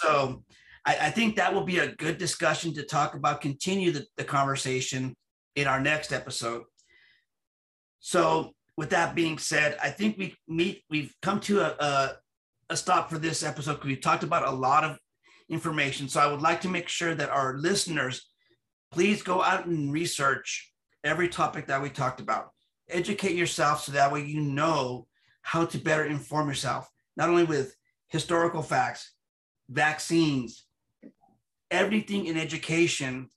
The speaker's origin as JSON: {"language": "English", "country": "United States", "said": "I'm an American citizen with Latino ethnicity"}